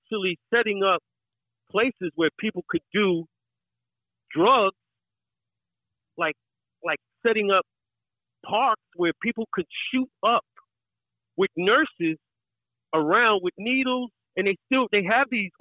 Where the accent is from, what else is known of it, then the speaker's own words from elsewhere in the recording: New York City, New York, United States; accent: New York; I was born and raised in Brooklyn, Brownsville, Brooklyn. I was born and raised there